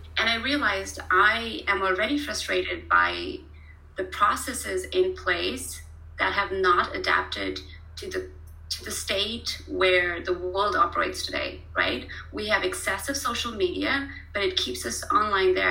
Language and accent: English; Pune, Maharashtra, India; moved away as an adult; also born or lived in Kanpur, India / Mumbai, India; now in Germany; I was born in Kanpur, which is a very small town, uh, okay. uh, literally very rural. Um, and then I was raised in Pune